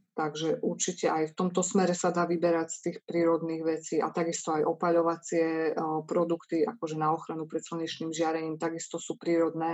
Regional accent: eastern Slovakia, Slovakia; sme z východného Slovenska

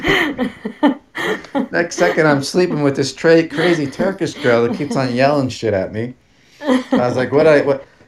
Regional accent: New York City, New York, United States; I am an Italian from Staten Island.

